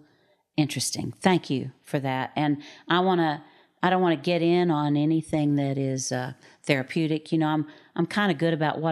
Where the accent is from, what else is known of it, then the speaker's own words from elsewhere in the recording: New Jersey, United States; I'm from New Jersey. I'm 35 and I have two children. Raised Plymouth Brethren.